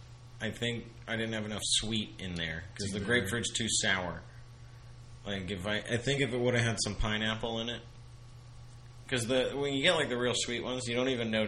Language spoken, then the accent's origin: English; Florida, United States; I'm from Florida.